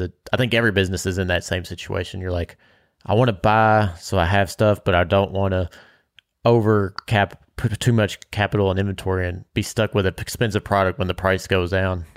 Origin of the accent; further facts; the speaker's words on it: Bardstown, Kentucky, United States; growing up in Bardstown, you have deer and, or venison, and that's a staple